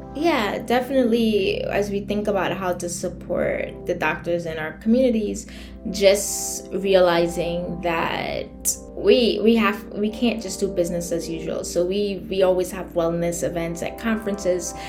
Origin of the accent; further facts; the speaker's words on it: Trinidad & Tobago; moved away as an adult; also born or lived in New York City, United States / Connecticut, United States; now in New York, United States; born and raised in Trinidad, I came to the US in 2001 for college in New York City